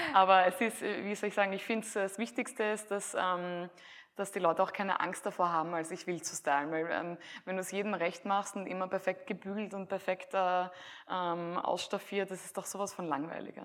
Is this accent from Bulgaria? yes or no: no; Graz, Styria, Austria; damals in Graz, wo ich aufgewachsen bin